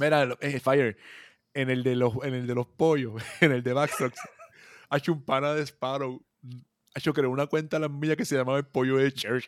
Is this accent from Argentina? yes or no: no; Puerto Rico; somos puertorriqueños